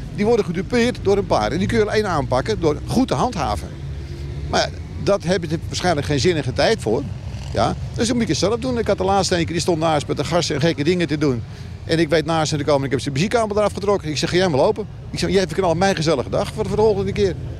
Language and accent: Dutch; Volendam, North Holland, Netherlands; ik kom uit Volendam.